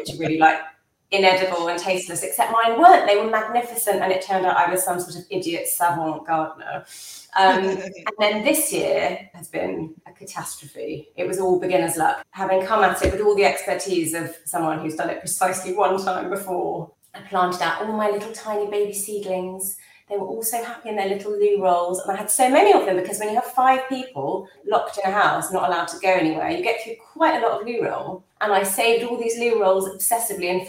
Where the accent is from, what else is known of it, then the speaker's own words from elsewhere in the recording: England, United Kingdom; as an English Jew